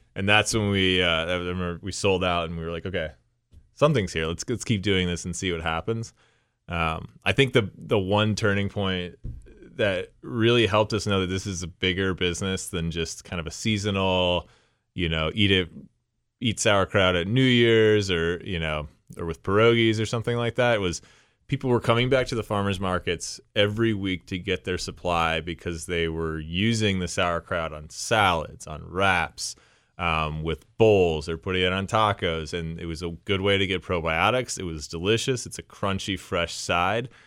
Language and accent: English; Shaker Heights, Ohio, United States; also born or lived in Old Brooklyn, Cleveland; I grew up in Shaker Heights